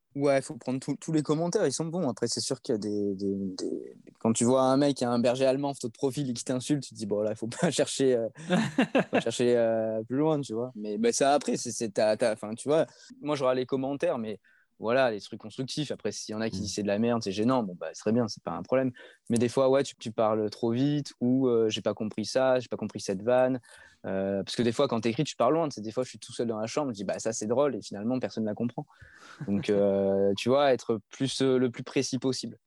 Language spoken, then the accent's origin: French; Provence-Alpes-Côte d'Azur, France; je suis de la Côte d'Azur